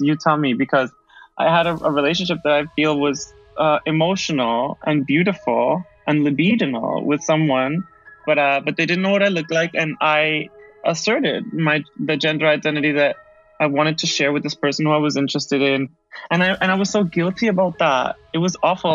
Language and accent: English; Caracas, Capital District, Venezuela; moved away as an adult; also born or lived in Darien, Connecticut, United States; now in Barcelona, Spain; I was born in the Parroquia La Vega, which my brother would tease me. I was born in Las Vegas. And I had a, an experience of Venezuela that was very early on, like before preschool, and then after second grade. That's when I returned